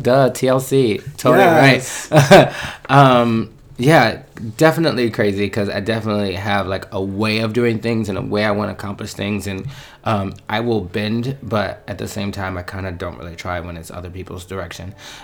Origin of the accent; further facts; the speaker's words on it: Philadelphia, Pennsylvania, United States; moved away as an adult; now in New York City, United States; Originally from West Philadelphia, born and raised. On a playground is not where I spent most of my days. I was more like mama's boy in the house. So I'm originally from West Philly. But I have lived in New York City for over 14